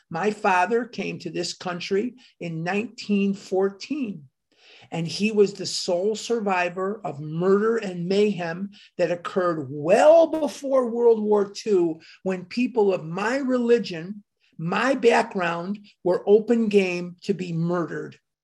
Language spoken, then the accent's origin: English; Chicago, Illinois, United States; Dr. Benjamin Rush actually has a street named after him in my hometown. Rush Street in Chicago is named for Benjamin Rush